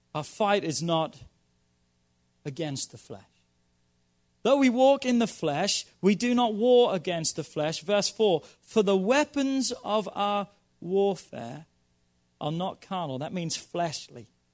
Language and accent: English; Norwich, East of England, United Kingdom; moved away; my hometown of Norwich